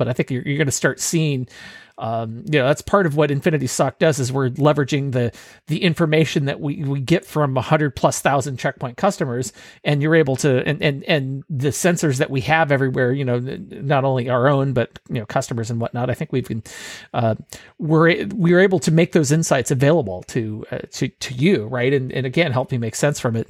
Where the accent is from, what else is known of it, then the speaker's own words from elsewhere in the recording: Bay Area, California, United States; moved away; I'm originally from the Bay Area